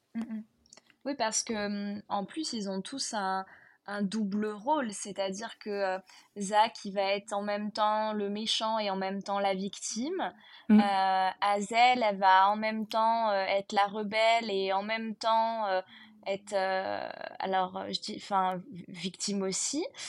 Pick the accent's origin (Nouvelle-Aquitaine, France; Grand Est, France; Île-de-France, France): Nouvelle-Aquitaine, France; Bordeaux area